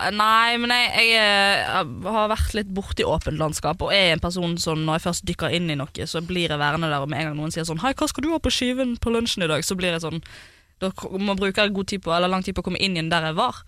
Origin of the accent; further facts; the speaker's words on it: Bergen, Vestland, Norway; moved away; jeg var hjemme i Bergen